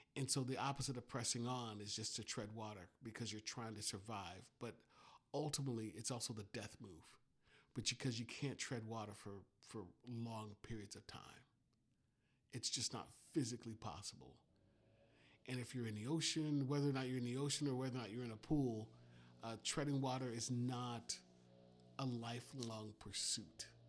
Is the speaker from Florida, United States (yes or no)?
yes; Miami, Florida, United States; when I was a kid growing up in Miami